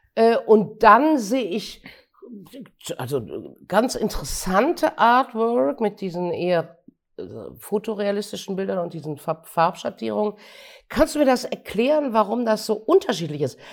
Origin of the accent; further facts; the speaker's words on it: Gummersbach, North Rhine-Westphalia, Germany; in meiner Jugend in Gummersbach 1964